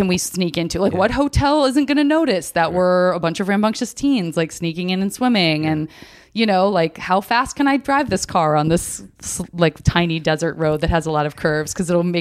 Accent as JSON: {"language": "English", "town": "Tucson", "region": "Arizona", "country": "United States", "tie": "born or raised there", "moved": "yes", "said": "I'm from Tucson, Arizona."}